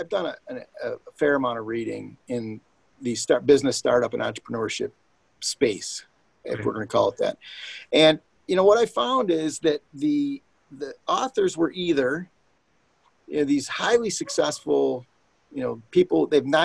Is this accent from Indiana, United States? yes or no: no; Detroit, Michigan, United States; my hometown here